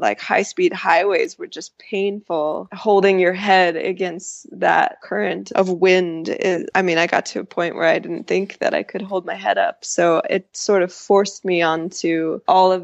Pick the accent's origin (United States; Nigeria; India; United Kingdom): United States; Utah; moved away; I was born in Utah, so I got to ride my bike to the house I grew up